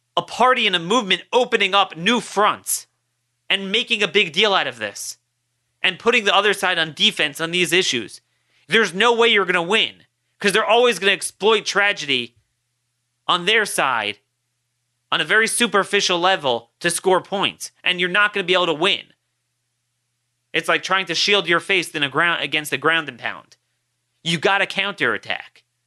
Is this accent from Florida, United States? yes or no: no; Baltimore, Maryland, United States; my hometown of Baltimore.